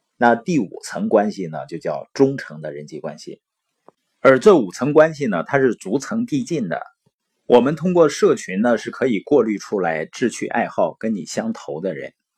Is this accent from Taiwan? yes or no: no; Baoqing, Heilongjiang, China; moved away; also born or lived in Boli County, Heilongjiang; 我是黑龙江的，从小呢出生在宝清县，父母是那边的支边青年，所以呢在农场出生，然后长大。到十四岁呢回到了伯利县